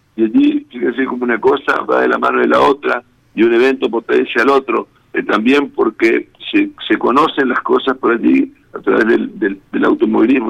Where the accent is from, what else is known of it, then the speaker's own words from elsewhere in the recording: Goya, Corrientes, Argentina; now in Reconquista, Argentina; yo soy eh, oriundo de Goya, Corrientes, ah, eh, yo soy goyano de nacimiento, pero reconquistense por adopción